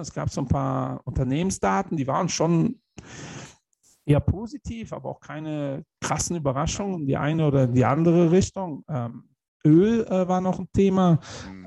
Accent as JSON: {"language": "German", "country": "Germany", "said": "wir als Deutsche"}